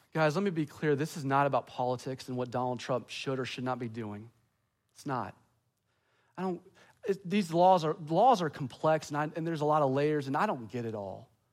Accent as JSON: {"language": "English", "region": "the American South", "country": "United States", "said": "I love being a Southerner"}